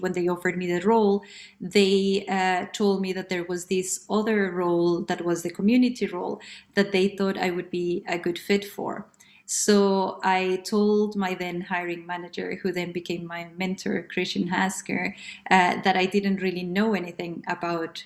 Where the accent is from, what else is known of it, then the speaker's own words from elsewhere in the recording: Colombia; moved away as an adult; now in London, United Kingdom; I am originally from Colombia. I have been based in London since 2008 when I came